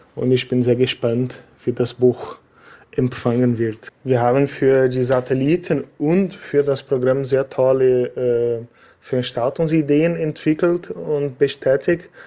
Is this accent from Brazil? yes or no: yes; Brazil; German is a second language; moved away as an adult; also born or lived in Germany; weil ich seit äh, November zurück in meinem Heimatland Brasilien lebe. Ich habe acht Jahre in Deutschland gelebt